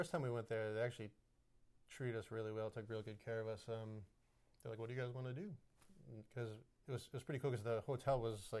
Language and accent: English; United States; Being an American